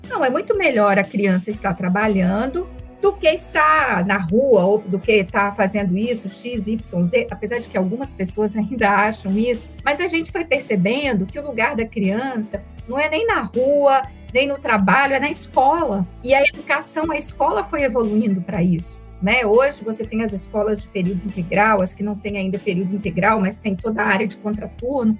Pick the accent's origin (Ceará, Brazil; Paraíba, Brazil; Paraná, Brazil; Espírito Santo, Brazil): Espírito Santo, Brazil; São Marcos, interior of; accent: capixaba (often mistaken for mineiro); moved away; Eu sou capixaba, eu sou do interior do Espírito Santo, de um distrito chamado São Marcos, que eu tenho muito orgulho de ser dessa região. É uma comunidade de imigrantes de italianos que, como grande parte do, né, a maioria dos imigrantes italianos que vieram para o Brasil para poder recomeçar suas vidas. E eu nasci e me criei nessa pequena comunidade